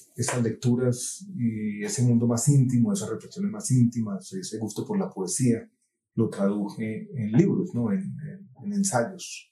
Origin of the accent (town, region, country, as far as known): Colombia